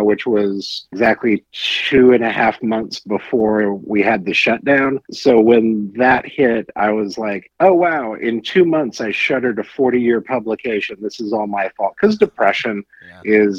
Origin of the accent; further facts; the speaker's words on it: Salina, Kansas, United States; also born or lived in Los Angeles, California; now in Kansas City, United States; I grew up in Salina, Kansas, right in the middle of Kansas